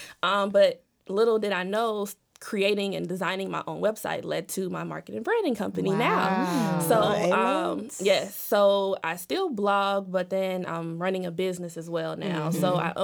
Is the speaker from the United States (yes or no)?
no; Jamaica; I'm Jamaican